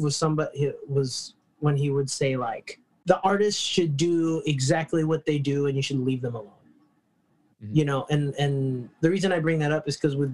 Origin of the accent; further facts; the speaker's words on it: New York, United States; I grew up in New York